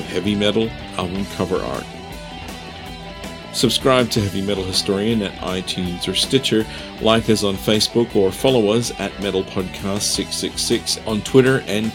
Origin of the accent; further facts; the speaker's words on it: Perth, Western Australia, Australia; Hailing from my hometown of Perth, Australia